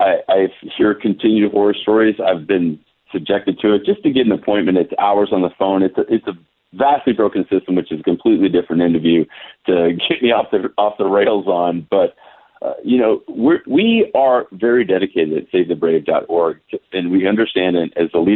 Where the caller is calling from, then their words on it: Fairburn, Georgia, United States; I'm calling you from Georgia right now, 3 hours ahead of you guys in California.